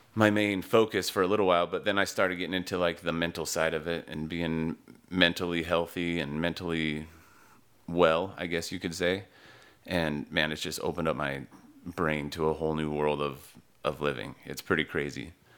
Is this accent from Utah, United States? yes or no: yes; Utah, United States; moved away as an adult; also born or lived in East Coast, United States; I grew up in Utah, and, uh, I've lived all over the East Coast, a lot of, a lot of my adult life, and back to Utah.